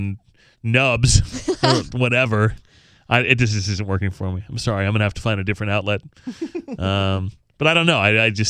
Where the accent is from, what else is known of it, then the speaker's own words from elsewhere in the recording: Arizona, United States; accent: Arizona; It's my Arizona accent, whatever that is.